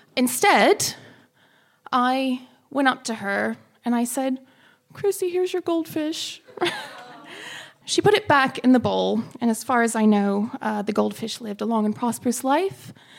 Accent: United States; moved away as an adult; now in London, United Kingdom; I'm American as well

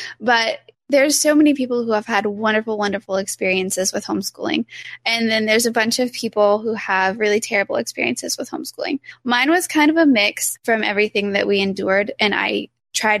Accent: Lahoma, Oklahoma, United States; Lahoma. You take off the OK off of Oklahoma and that's where I'm from

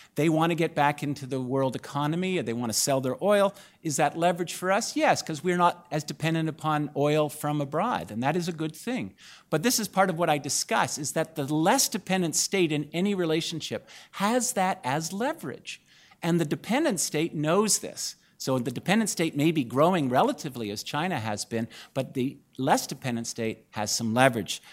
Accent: Canada; now in United States; as a Canadian scholar in the U S

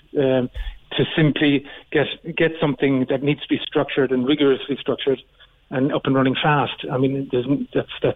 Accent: Cobh, Munster, Ireland; now in Berlin, Germany; we just bought a house in Cove. So we just renovated it, and I do get back more often now

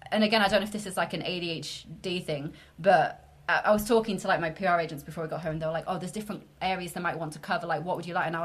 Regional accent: York, Yorkshire and the Humber, United Kingdom; I'm originally from York. I don't have the accent. My parents have very strong northern accents.

